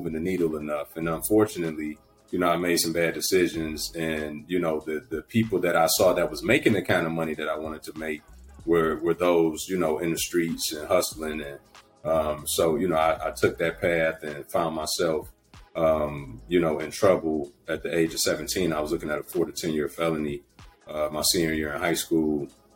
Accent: Detroit, Michigan, United States; born and raised in Detroit

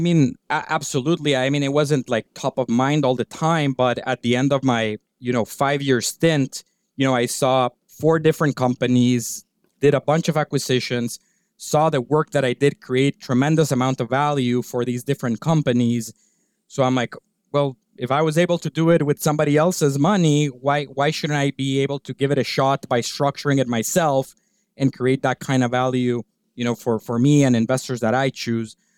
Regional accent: Guatemala; moved away as an adult; also born or lived in Virginia / New York City; I'm originally from Guatemala. I grew up there

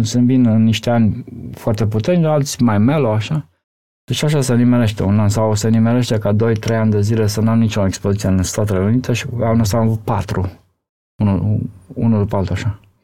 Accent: Romania; eu sunt din România

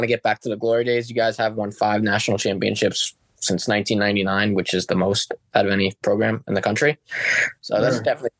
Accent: Long Island, New York, United States; I grew up in Long Island, New York

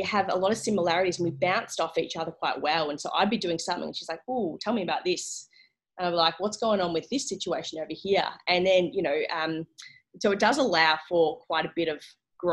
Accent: South Gippsland, Victoria, Australia; I didn't grow up in Phillip Island, but I grew up in South Gippsland

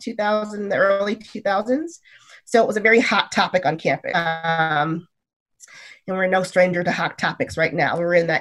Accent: Michigan, United States; moved away as an adult; now in California, United States; my community that I grew up in Michigan is actually really diverse

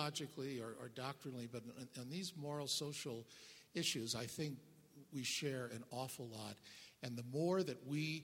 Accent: St. Louis, Missouri, United States; moved away as an adult; now in Colorado Springs, United States; I grew up in the Midwest in St. Louis, which is very Catholic

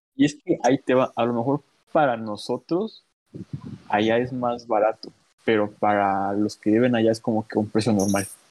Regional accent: Guerrero, Mexico; yo soy de aquí de Guerrero, del centro de México

